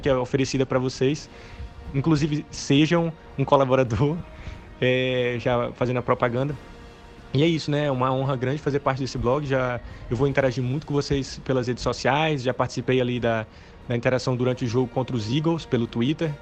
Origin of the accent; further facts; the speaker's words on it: São Luís, Maranhão, Brazil; moved away as an adult; also born or lived in Seattle, United States; eu sou de São Luís do Maranhão, tenho 25 anos